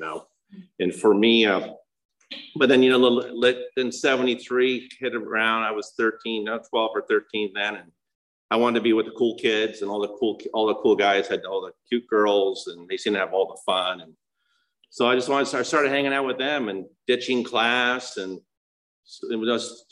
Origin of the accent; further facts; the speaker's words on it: El Monte, California, United States; I was born in El Monte, California